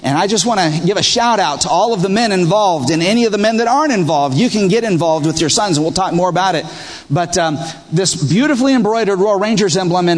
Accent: Peru; one of the things that always happened when I was growing up in Peru was that I had a morning tradition.

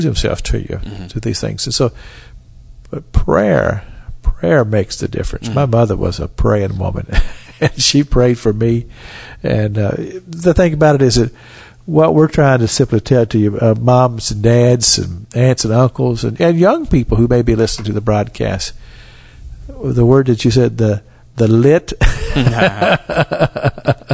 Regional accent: Cynthiana, Kentucky, United States; I grew up in Cynthiana, Kentucky

